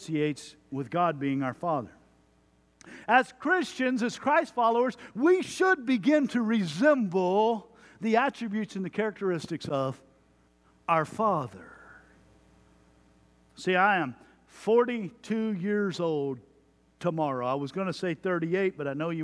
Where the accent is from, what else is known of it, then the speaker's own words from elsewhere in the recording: Jones Creek, Texas, United States; I grew up in Jones Creek, Texas